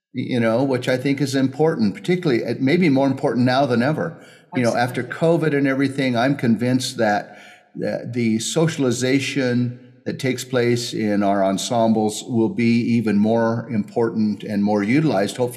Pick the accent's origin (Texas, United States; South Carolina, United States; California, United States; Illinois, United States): California, United States; Southern; moved away; I grew up in Southern California